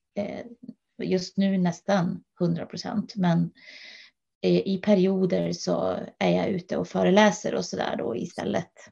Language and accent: Swedish; Norrland, Sweden; now in Huddinge, Sweden; jag är eh, ursprungligen från Norrland